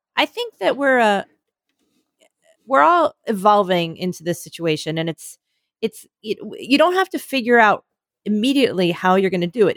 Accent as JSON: {"language": "English", "region": "New York", "country": "United States", "said": "I'm from New York"}